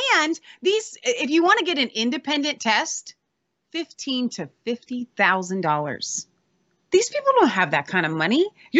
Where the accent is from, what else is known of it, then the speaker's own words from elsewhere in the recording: Ohio, United States; we're from Ohio